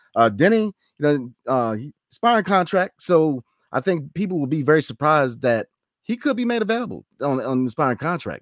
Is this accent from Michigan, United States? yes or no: no; Northern Virginia, United States; I was raised in North Virginia.